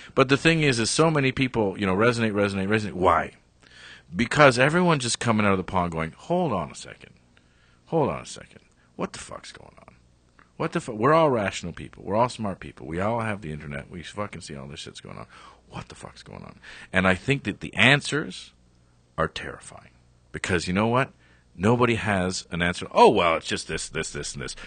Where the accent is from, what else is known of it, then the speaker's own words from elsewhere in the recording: Canada; I'm Canadian